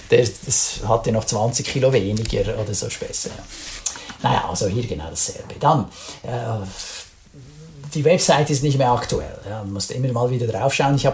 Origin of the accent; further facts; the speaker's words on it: Switzerland; man fühlt sich dann als Schweizer dann manchmal so ein bisschen vor den Kopf gestoßen.